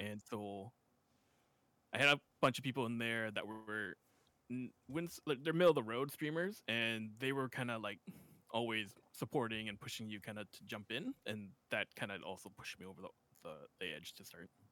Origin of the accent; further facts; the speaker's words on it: West Coast of Canada, Canada; I'm from Canada on the West Coast